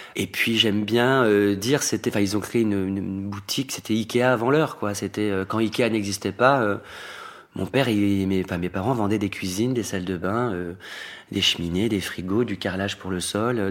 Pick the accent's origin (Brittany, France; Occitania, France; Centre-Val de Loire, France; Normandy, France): Normandy, France; now in Paris, France; une enfance très, euh, très solitaire, mais très belle enfance baigné d'amour, euh, papa, maman, mon frère, dans une campagne profonde en proche, Normandie